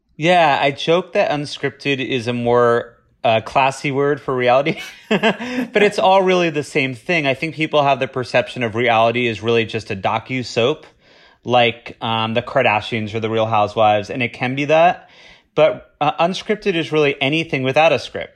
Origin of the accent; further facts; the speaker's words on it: Boca Raton, Florida, United States; moved away; I'm originally from Boca Raton, Florida